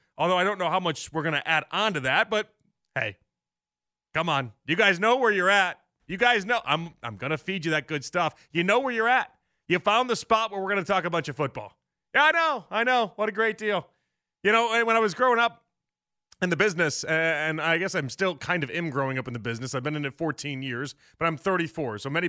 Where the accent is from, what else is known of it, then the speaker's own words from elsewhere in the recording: Chicago, Illinois, United States; moved away; I'm from Chicago. I'm not from like Florida where it's sunny all the time.